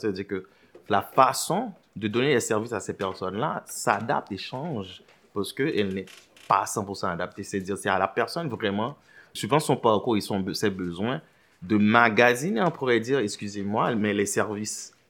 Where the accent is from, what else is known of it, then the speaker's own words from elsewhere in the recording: Port-au-Prince, Ouest, Haiti; moved away as an adult; now in Montreal, Canada; je suis originaire d'Haïti. Je suis né à Port-au-Prince